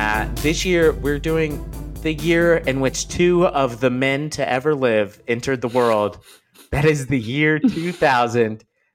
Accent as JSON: {"language": "English", "town": "Liberty", "region": "Missouri", "country": "United States", "tie": "born there", "said": "So we were born, you know, actually distance-wise, less than an hour apart from each other. I was born in Liberty."}